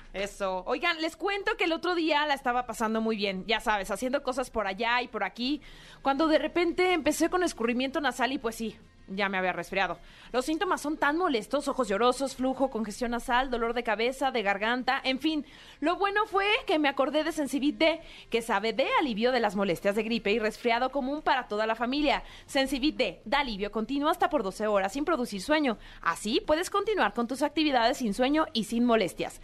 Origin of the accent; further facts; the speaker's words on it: Mexico; como mexicanos